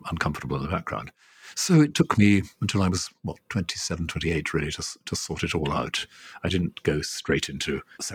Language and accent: English; Wales, United Kingdom; I grew up initially as a Welsh Presbyterian, not as an Anglican, until I was about 12